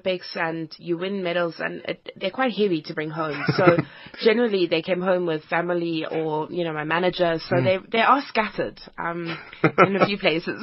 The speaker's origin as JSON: {"language": "English", "town": "Cape Town", "region": "Western Cape", "country": "South Africa", "tie": "born or raised there", "also_born_or_lived": "Johannesburg / Europe", "moved": "yes", "said": "I grew up in Cape Town."}